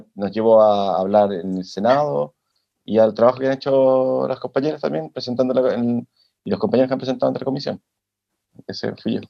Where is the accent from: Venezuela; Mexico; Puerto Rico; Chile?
Chile; Santiago, Santiago Metropolitan Region; moved away as an adult; now in Lisbon, Portugal; soy chileno de Santiago, nacido y criado